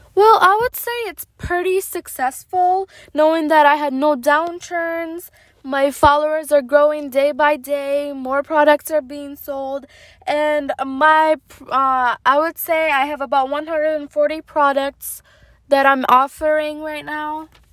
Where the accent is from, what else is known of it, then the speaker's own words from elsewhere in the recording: Michigan, United States; moved away as an adult; now in Dubai, United Arab Emirates; I was born in Michigan and I lived in Michigan for about my teenage years, my college years